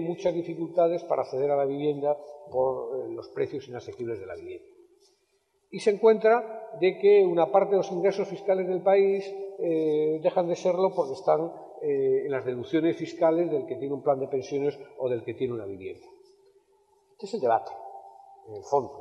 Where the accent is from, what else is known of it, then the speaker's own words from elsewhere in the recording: Palas de Rei, Galicia, Spain; mi pueblo de Palas de Rey